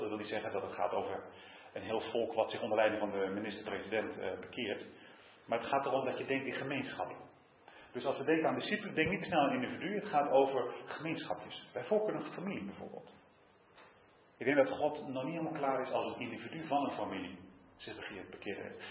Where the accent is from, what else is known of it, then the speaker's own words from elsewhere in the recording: Utrecht, Netherlands; als Utrechter